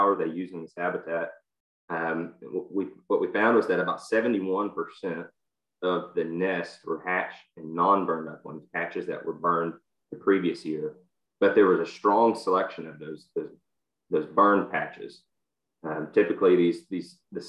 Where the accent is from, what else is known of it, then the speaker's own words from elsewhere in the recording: Texas, United States; I'm from Texas